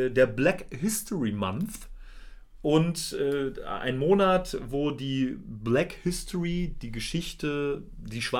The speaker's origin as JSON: {"language": "German", "country": "Germany", "said": "wir sind weiß. Und wir sind aus Deutschland, also aus Europa."}